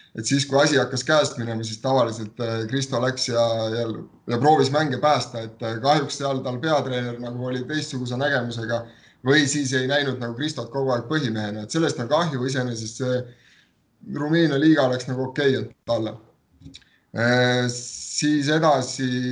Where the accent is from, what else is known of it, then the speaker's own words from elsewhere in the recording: Võru, Võru County, Estonia; mina olen ka Võrust pärit